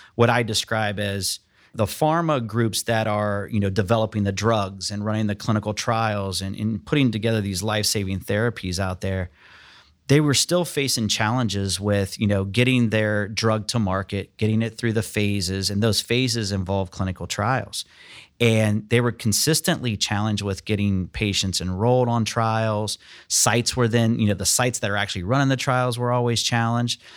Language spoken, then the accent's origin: English; Lima, Ohio, United States; I'm from Ohio, actually Northwest Ohio, so I'm from Lima. grew up there, actually went to Elida High School there in Lima.